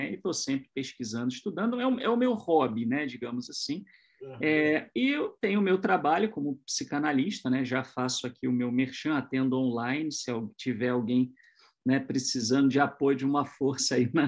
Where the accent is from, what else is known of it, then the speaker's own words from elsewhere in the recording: São José dos Campos, São Paulo, Brazil; eu sou de São José dos Campos, eu, na época uh, eu residia em Itu